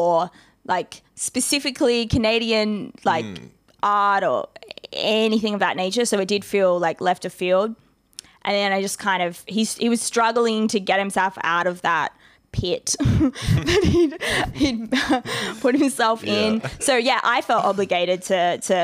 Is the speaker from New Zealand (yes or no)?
no; Ethiopia; moved away; I'm from Ethiopia